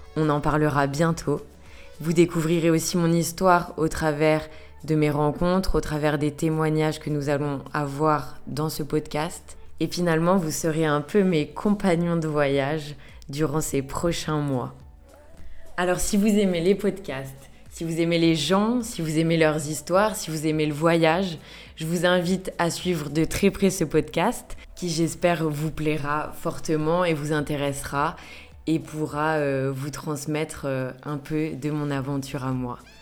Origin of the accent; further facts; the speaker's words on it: France; moved away as an adult; now in Melbourne, Australia; j'ai quitté la France il y a maintenant deux mois pour l'Australie